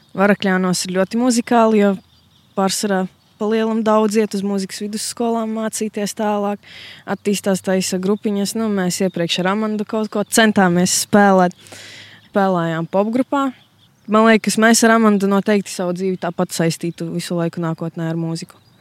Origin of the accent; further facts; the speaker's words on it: Latgale, Latvia; Es arī uzskatu to, ka es esmu latgalieti